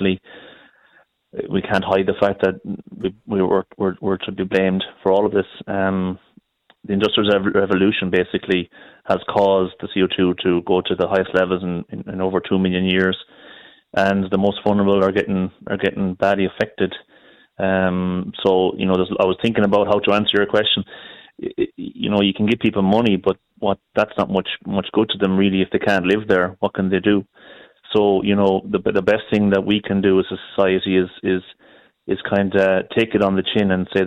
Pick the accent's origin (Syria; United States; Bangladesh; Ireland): Ireland; Galway, Connacht; I'm from Galway